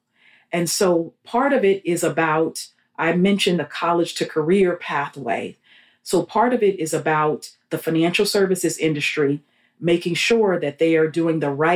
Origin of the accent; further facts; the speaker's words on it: Los Angeles, California, United States; moved away as an adult; also born or lived in New York / New Jersey; now in Houston, United States; I grew up in Los Angeles after my family moved to Southern California from New York